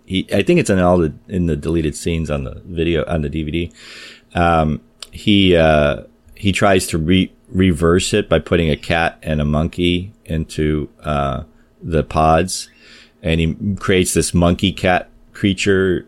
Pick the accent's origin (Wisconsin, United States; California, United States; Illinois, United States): Illinois, United States; Chicago; I'm from Chicago, so I was uh, working at an amusement park in Chicago.